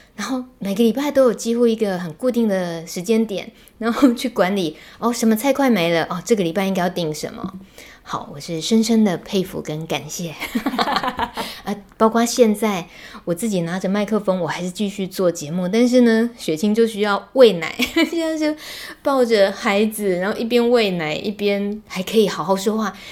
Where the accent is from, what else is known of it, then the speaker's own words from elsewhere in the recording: Taiwan; 我们台湾人从小到大